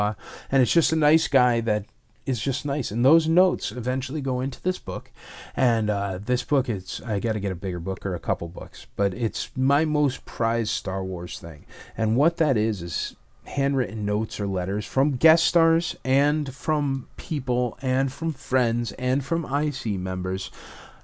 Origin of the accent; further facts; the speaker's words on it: Torrington, Connecticut, United States; moved away; I am from Torrington, Connecticut.